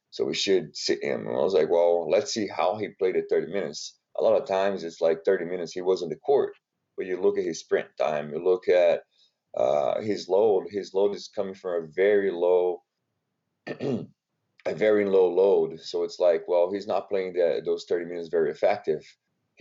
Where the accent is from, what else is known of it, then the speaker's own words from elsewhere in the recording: Brazil; English is a second language; moved away as an adult; now in United States; born and raised in Brazil, came to the United States to play basketball